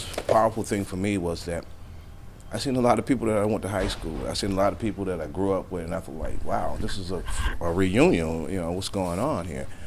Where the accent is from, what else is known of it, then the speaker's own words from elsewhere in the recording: Hartford, Connecticut, United States; I was raised in Hartford, the eldest of four siblings